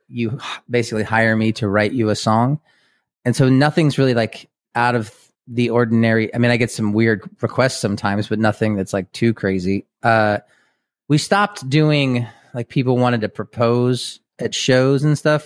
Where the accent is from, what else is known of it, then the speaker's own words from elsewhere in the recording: Kansas City, Missouri, United States; moved away as an adult; also born or lived in Boston; now in Lawrence, Kansas, United States; we grew up in Kansas City, and I grew up on the Missouri side